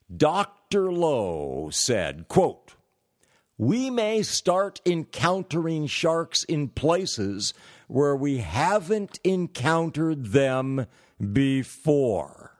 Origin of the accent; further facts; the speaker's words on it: California, United States; moved away; I'm originally from California